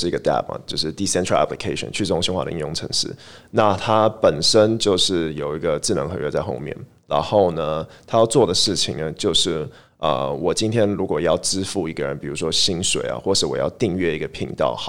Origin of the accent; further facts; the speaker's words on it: Taiwan; born there; also born or lived in Switzerland; 对，我在台湾出生